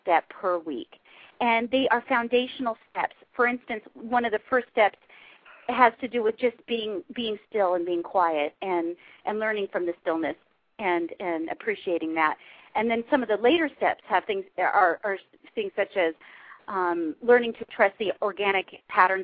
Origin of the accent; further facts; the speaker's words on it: Huntington Beach, California, United States; accent: Valley girl; I grew up in Huntington Beach